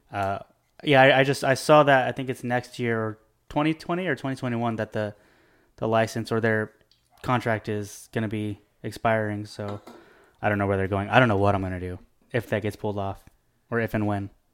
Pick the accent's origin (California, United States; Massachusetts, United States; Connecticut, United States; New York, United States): California, United States; Bakersfield; I'm from Bakersfield